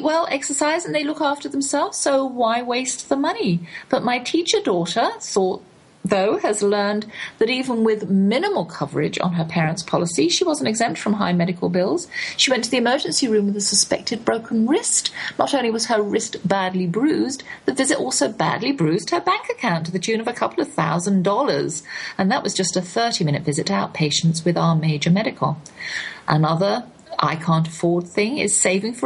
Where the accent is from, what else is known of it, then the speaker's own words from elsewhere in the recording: England, United Kingdom; accent: English; now in United States; my English accent